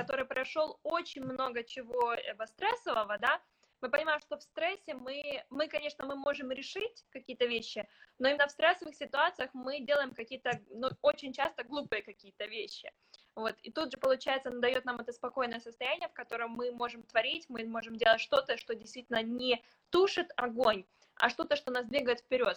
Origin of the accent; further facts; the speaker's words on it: Ukraine; мы с тобой выросли в Украине